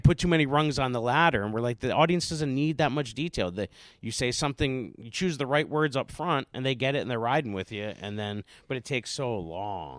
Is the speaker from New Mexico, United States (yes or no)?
no; Carbondale, Pennsylvania, United States; moved away; I'm from Carbondale, Scranton, coal mine regions.